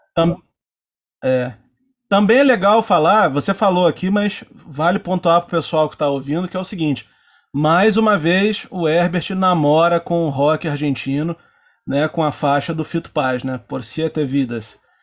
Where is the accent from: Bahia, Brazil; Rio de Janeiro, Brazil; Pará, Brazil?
Rio de Janeiro, Brazil; Nova Iguaçu; a gente é de Nova Iguaçu, né? A gente grava esse episódio aqui de Nova Iguaçu